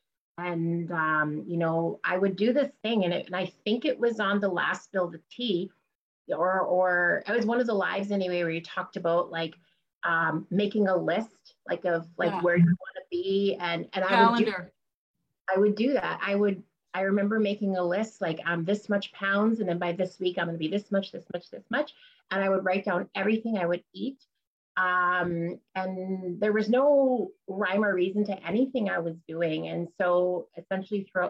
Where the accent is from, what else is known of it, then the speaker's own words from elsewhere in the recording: Moose Factory, Ontario, Canada; I'm from Moose Factory. It's an island